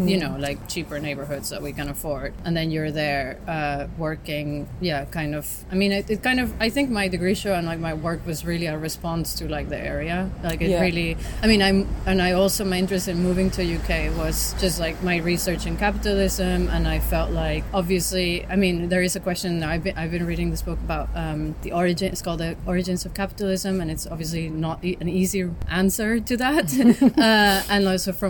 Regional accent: Mexico City, Mexico; growing up in Mexico City and in being in a country that's been obviously influenced widely by like the US

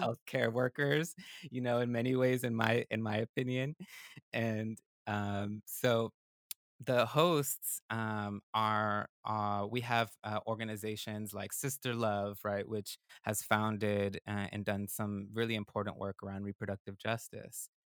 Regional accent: West Coast, United States; English is a second language; now in Durham, North Carolina, United States; I was born on the West Coast, I'm a northerner

